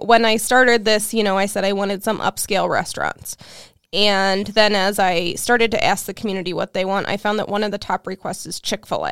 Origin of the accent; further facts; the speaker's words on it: Cleveland, Ohio, United States; now in Peoria, United States; I'm from Cleveland, Ohio originally